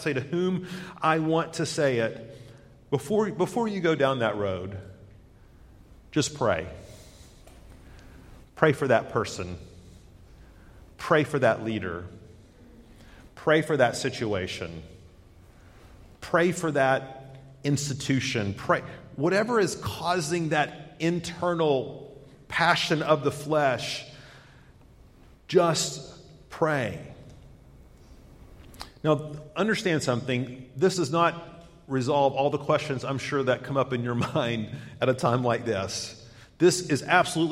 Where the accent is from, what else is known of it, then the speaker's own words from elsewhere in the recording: United States; we love freedom as Americans